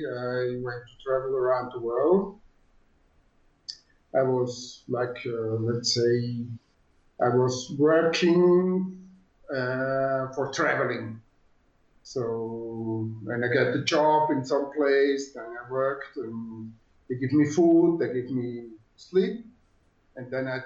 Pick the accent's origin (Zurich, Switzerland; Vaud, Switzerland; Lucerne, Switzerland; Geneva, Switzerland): Zurich, Switzerland; English is a second language; moved away as an adult; also born or lived in Costa Rica; now in Guadalajara, Mexico; I was born in Zurich, Switzerland, a long time ago.